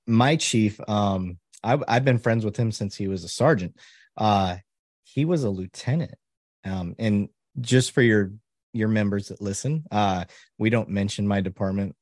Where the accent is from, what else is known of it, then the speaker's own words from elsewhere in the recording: Flint, Michigan, United States; my background growing up in Flint, Michigan